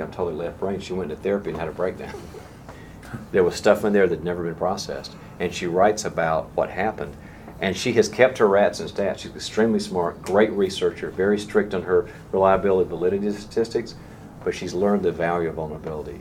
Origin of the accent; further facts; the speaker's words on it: the South, United States; I'm from the South